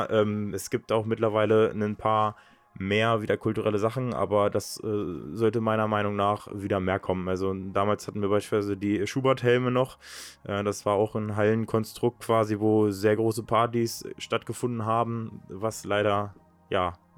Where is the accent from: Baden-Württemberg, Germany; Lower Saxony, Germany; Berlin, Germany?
Lower Saxony, Germany; Königslutter; Also ich bin in Königslutter aufgewachsen, bin äh, in Helmstedt geboren, das ist äh, halt das nächste Krankenhaus.